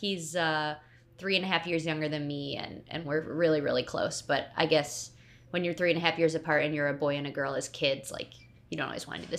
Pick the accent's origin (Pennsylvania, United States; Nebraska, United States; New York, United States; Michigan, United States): Michigan, United States; Huntington Woods; also born or lived in Paris; I am from the suburbs of Detroit, Michigan. It's a little suburb called Huntington Woods.